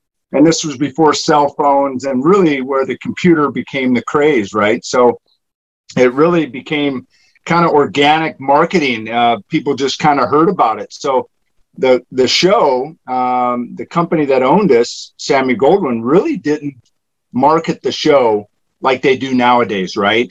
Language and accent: English; Montana, United States; moved away as an adult; also born or lived in California; So I grew up in Montana. Still consider Montana my home.